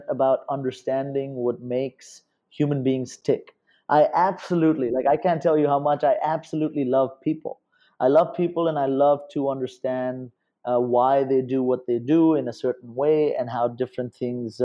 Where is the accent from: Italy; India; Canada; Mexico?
India; moved away as an adult; also born or lived in Los Angeles; I was growing up in India